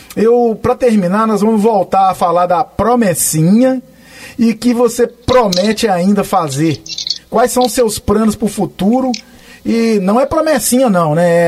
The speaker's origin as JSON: {"language": "Portuguese", "town": "Belo Horizonte", "region": "Minas Gerais", "country": "Brazil", "tie": "born or raised there", "moved": "yes", "lives_now": "United States", "said": "Fui cresci em BH, fazendo moda de viola também"}